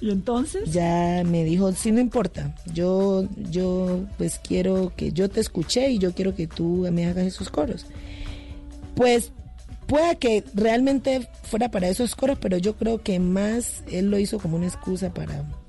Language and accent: Spanish; Timbiquí, Cauca, Colombia; now in Cali, Colombia; soy de Timbiquí, pero yo vivo en Cali desde hace muchos años y es como mi segunda tierra